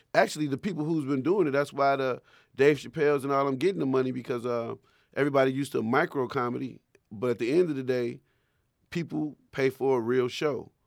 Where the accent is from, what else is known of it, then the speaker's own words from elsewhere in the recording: Chicago, Illinois, United States; I was from Chicago